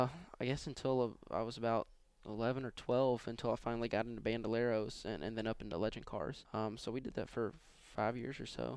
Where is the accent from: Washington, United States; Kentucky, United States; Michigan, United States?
Kentucky, United States; Louisville; Yeah, growing up it was.